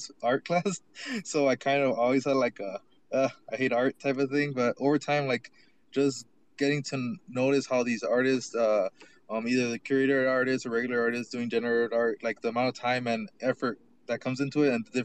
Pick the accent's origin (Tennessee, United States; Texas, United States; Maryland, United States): Texas, United States; El Paso; I'm from El Paso